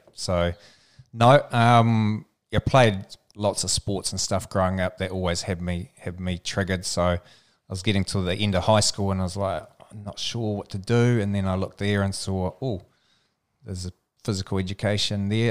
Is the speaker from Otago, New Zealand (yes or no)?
yes; Alexandra, Otago, New Zealand; little town called Alexandra